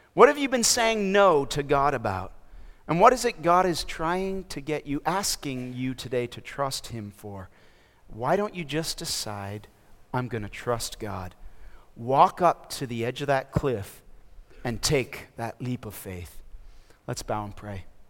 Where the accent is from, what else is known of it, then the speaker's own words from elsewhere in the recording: Toronto, Ontario, Canada; moved away as an adult; also born or lived in Minnesota / mission field abroad; now in Raleigh, United States; I'm from Canada. I was born and raised in Toronto, Ontario, and I did my schooling in Minnesota